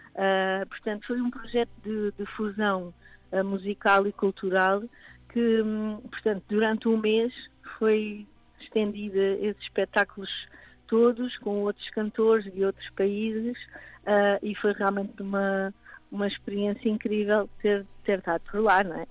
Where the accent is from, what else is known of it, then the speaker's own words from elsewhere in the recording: Cadaval, Lisbon, Portugal; now in Lisbon, Portugal; Cadaval, que é a minha terra